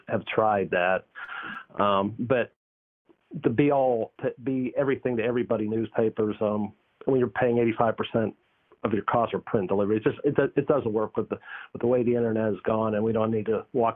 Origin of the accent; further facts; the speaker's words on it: Pittsburgh, Pennsylvania, United States; now in North Carolina, United States; I grew up in Pittsburgh